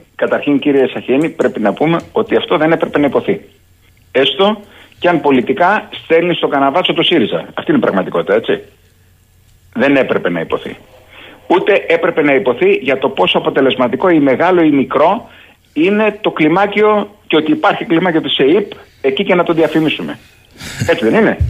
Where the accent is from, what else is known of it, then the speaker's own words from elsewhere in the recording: Greece; ως Έλληνας, ως Έλληνας πρώην στρατιωτικός